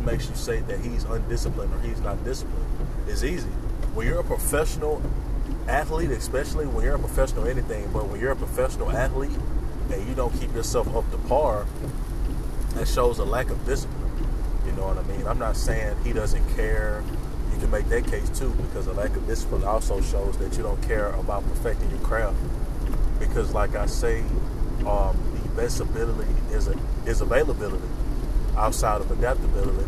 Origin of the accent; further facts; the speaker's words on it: Louisiana, United States; me being from Louisiana, I'm not from New Orleans